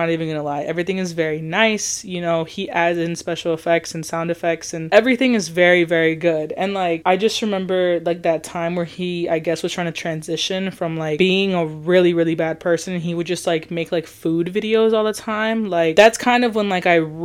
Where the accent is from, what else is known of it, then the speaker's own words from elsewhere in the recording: Chicago, Illinois, United States; now in Florida, United States; I'm from Chicago. Right now we're living in Florida